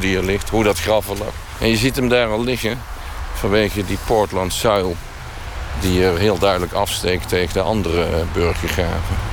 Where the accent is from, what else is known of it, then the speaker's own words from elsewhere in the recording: Netherlands; also born or lived in 's-Hertogenbosch / Tilburg; ben ik Nederlander vanwege de Eerste Wereldoorlog